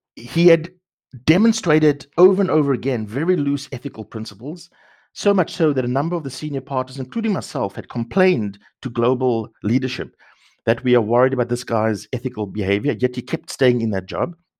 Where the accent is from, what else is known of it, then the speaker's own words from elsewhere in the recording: Cape Town, Western Cape, South Africa; moved away; also born or lived in Sandton; I grew up in the Cape Flats, in a township